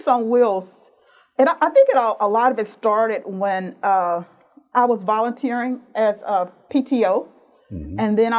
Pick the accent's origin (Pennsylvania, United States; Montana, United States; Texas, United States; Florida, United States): Texas, United States; Conroe; I grew up in Montgomery County. Mm-hmm. So I'm a native Texan. I say howdy. And I say y'all. Went to school in Conroe.